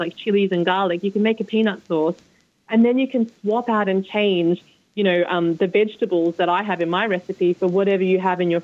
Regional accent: Sydney, New South Wales, Australia; moved away as an adult; now in London, United Kingdom; growing up in Sydney, Australia

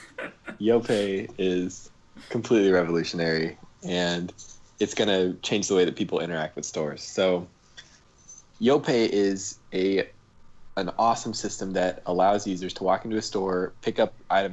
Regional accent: Omaha, Nebraska, United States; I grew up in Omaha, in Nebraska

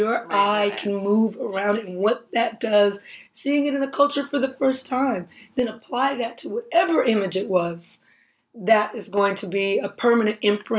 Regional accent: Compton, California, United States; Even when I was a little girl, growing up in Compton, there was a heavy police presence. I would always see cops on my block.

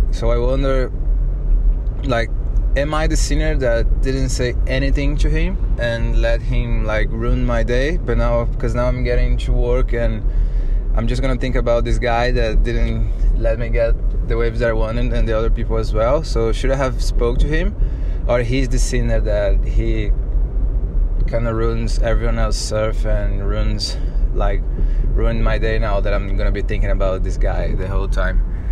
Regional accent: Brazil; English is a second language; now in Byron Bay, Australia; I'm originally from Brazil, but I live in Byron Bay in Australia. And first of all, sorry about my broken English

